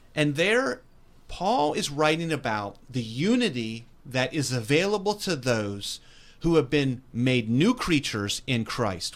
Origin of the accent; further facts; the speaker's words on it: West Virginia, United States; born and raised in West Virginia.